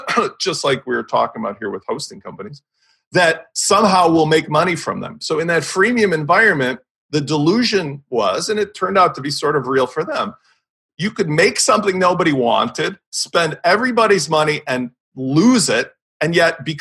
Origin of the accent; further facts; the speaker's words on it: Chicago, Illinois, United States; I'm from Chicago